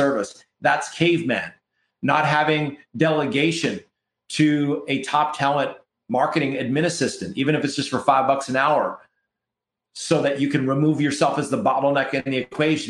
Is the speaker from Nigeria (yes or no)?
no; Canada; We're from Canada here